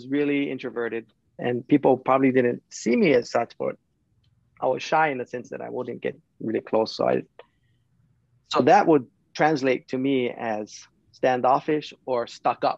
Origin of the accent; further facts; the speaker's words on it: Kauai, Hawaii, United States; also born or lived in San Francisco Bay Area, California; I was born here on Kauai